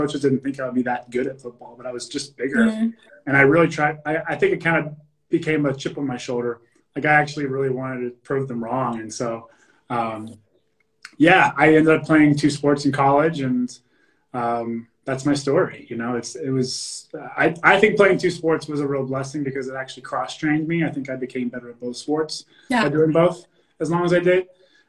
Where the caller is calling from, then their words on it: San Diego, California, United States; San Diego, yeah.